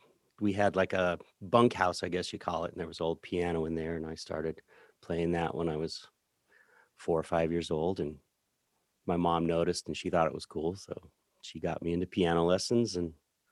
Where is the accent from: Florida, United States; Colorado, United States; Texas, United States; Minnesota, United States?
Colorado, United States; Center; Yeah, I'm from Center, Colorado, which is, if you know where the Great Sand Dunes are, down in the San Luis Valley, it's a big empty space, and Center is right in the middle of that space.